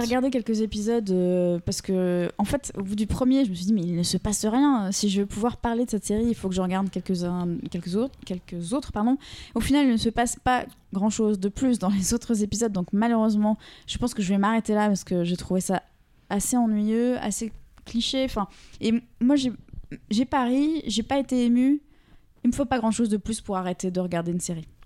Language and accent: French; France; en tant que Français